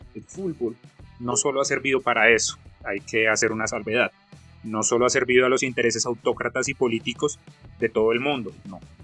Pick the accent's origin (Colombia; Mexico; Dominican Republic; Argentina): Colombia; soy colombiano